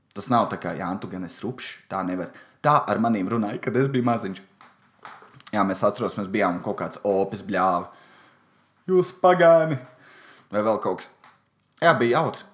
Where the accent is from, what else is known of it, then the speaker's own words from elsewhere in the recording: Valmiera, Valmiera Municipality, Latvia; Es esmu no Valmieras, man patīk tur Helovīna. Mums ir daudz privātu mājas